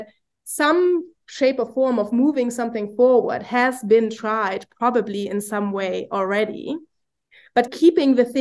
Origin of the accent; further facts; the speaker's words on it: Germany; now in United States; I'm from Germany